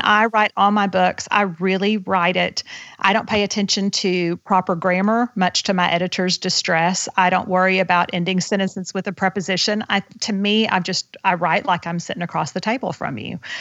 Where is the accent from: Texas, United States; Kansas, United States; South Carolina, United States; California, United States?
Texas, United States; Houston; I was raised in Houston, Texas